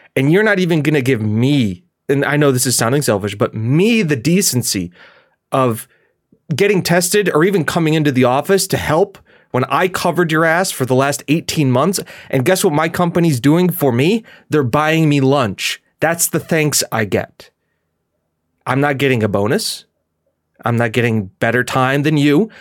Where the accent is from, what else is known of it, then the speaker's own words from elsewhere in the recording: Scotland, United Kingdom; now in United States; as a Scottish person